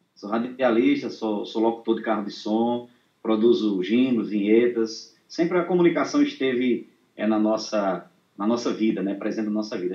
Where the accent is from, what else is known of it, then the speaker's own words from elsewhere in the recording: São Vicente, Rio Grande do Norte, Brazil; Eu sou aqui de São Vicente, no Rio Grande do Norte